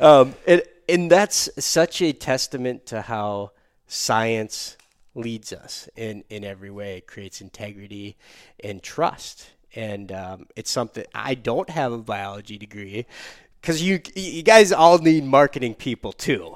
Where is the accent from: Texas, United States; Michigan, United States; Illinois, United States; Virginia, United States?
Michigan, United States; Michigan, my home state